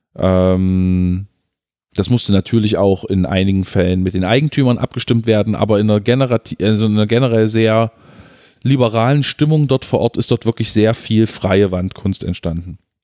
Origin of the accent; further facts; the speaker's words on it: Halle, Saxony-Anhalt, Germany; große Teile meiner Kindheit und Jugend in Halle Neustadt verbracht